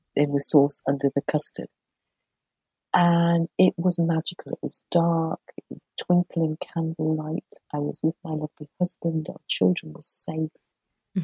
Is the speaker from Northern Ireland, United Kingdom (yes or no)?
no; Merseyside, North West England, United Kingdom; I grew up on Merseyside